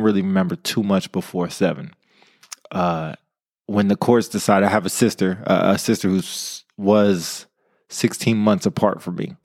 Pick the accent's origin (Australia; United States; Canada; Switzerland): United States; Modesto, California; I come from Modesto, California. Shout out to the two oh nine, hard streets of Modesto